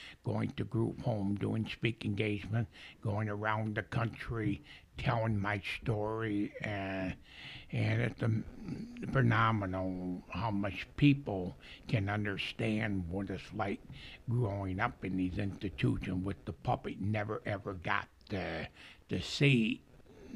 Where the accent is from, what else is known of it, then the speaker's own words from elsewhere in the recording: Coldwater, Michigan, United States; those people I grew up with in Coldwater